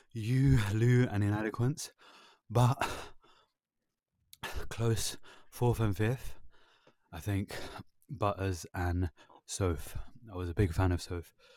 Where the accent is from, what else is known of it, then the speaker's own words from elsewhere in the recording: London, United Kingdom; I was born in London